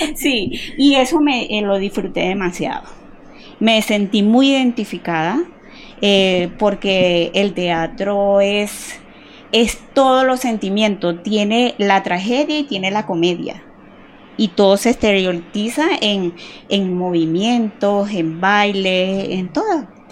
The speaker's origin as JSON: {"language": "Spanish", "region": "Yaracuy", "country": "Venezuela", "tie": "born or raised there", "also_born_or_lived": "Barquisimeto, Lara, Venezuela", "moved": "as an adult", "lives_now": "Cali, Colombia", "said": "yo nací en Lara, en Barquisimeto, es, ahí es la tierra del Tamunangue. Ah. Lo que pasa es que yo nací ahí pequeñita, me llevaron al lado a Yaracuy"}